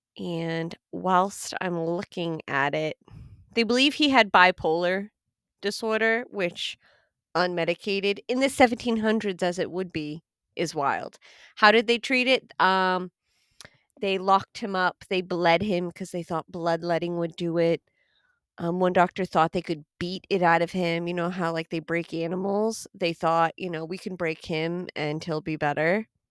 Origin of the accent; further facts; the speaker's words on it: United States; I am American